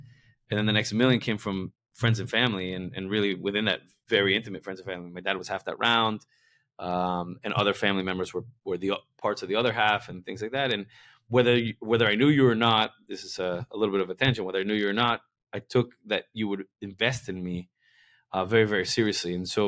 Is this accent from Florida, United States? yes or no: yes; Miami, Florida, United States; moved away; also born or lived in New York; I'm from Miami, but I've lived in New York a bunch